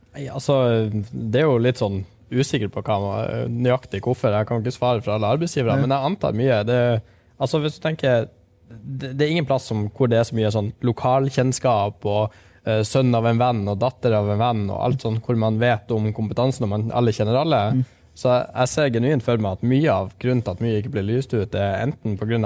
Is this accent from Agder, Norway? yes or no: no; Harstad, Troms, Norway; also born or lived in Lyngen; now in Tromsø, Norway; som nordlending